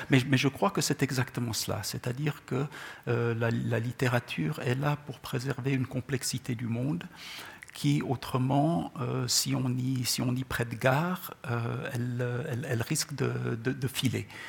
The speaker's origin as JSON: {"language": "French", "town": "Gabès", "region": "Gabès Governorate", "country": "Tunisia", "tie": "born or raised there", "also_born_or_lived": "Czechoslovakia", "first_language": "Czech", "second_language": "French", "moved": "yes"}